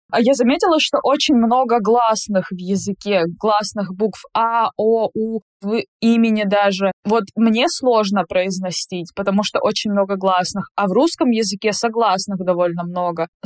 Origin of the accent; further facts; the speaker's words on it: Nigeria; first language English; Russian is a second language; moved away as an adult; now in Russia; Я из Нигерии.